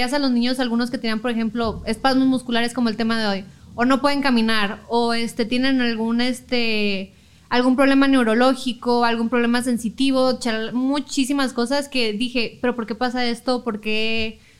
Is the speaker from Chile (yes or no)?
no; Chihuahua, Mexico; moved away as an adult; yo no soy aquí, yo soy de Chihuahua. Ah, pero me vine acá para estudiar porque ya no estaba la carrera.